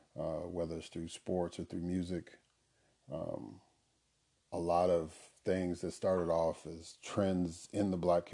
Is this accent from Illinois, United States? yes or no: yes; Chicago, Illinois, United States; I grew up in Chicago, Illinois, on the South Side